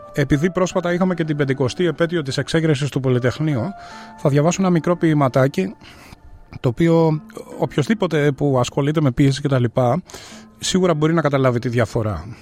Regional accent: Athens, Attica, Greece; born or raised there; moved away as an adult; now in Melbourne, Australia

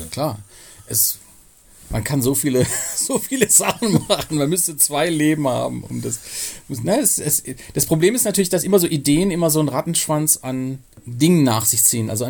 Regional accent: Pforzheim, Baden-Württemberg, Germany; now in Cologne, Germany

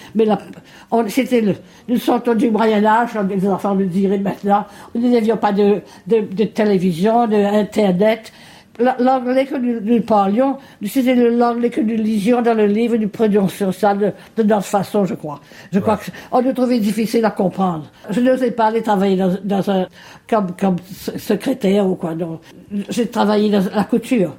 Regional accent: Mauritius; moved away as an adult; now in Melbourne, Australia; le jour que j'ai quitté Maurice

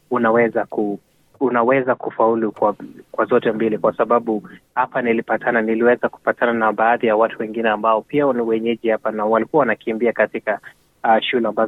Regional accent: Kenya; nimekuwa nikivaa jezi langu la Kenya, na kwa sababu niko very proud of what they have done, na kwa hivyo sasa ina like hata hapa hapa sasa, ukiambia mtu mi natoka Kenya

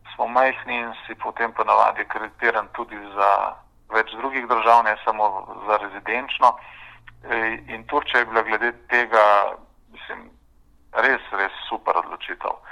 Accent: Ljubljana, Slovenia; moved away as an adult; also born or lived in Turkey; now in Canberra, Australia; jaz sem v bistvu rojen Ljubljančan, ki sem tam obiskoval osnovno, srednjo šolo

